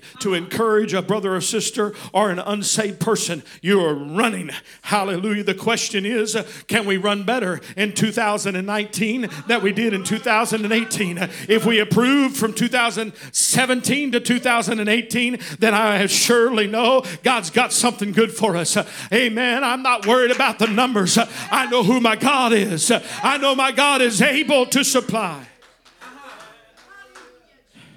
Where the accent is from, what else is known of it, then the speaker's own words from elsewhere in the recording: Texas, United States; I was raised in Texas with guns